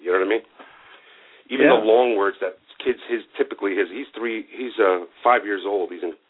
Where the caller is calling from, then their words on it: Massachusetts, United States; from Massachusetts, ….